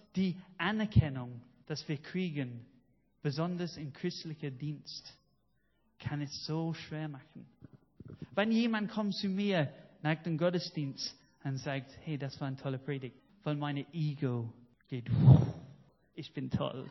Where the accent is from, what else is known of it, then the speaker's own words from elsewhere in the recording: United Kingdom; German is a second language; now in Germany; dass ich stolz drauf bin, Brite zu sein